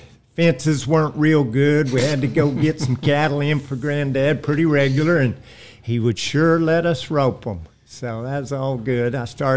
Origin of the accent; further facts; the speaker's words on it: Skiatook, Oklahoma, United States; Right here in Skytook all my life. My granddad started this ranch, I think, over 80 years ago. And we've been raised right here the whole time.